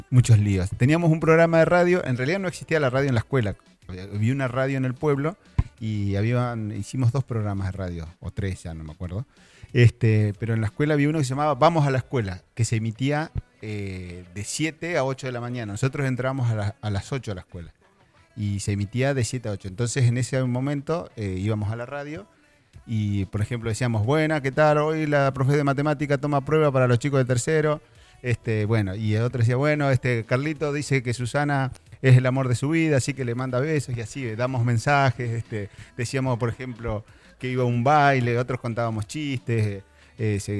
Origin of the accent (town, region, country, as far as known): Junín, Buenos Aires Province, Argentina; born or raised there; moved away as an adult; now in Bahía Blanca, Argentina